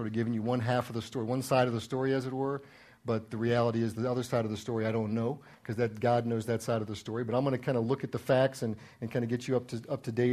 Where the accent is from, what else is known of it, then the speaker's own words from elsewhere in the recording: Maryland, United States; moved away as an adult; also born or lived in Washington, D.C.; I was born in the Washington D.C. area, and I lived in Maryland for the first 18 years of my life.